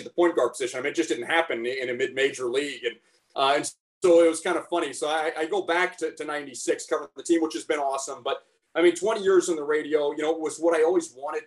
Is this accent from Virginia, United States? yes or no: no; Texas, United States; moved away as an adult; now in Spokane, United States; I grew up in Texas and I have no business living in Spokane for 25 years